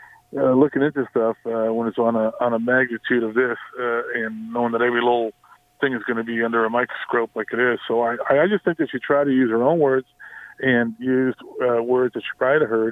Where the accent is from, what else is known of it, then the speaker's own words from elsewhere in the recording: Italy; now in Lindsay, Canada; You know, I came over from Italy in 57, and my cousins came over in the 70s, late 70s.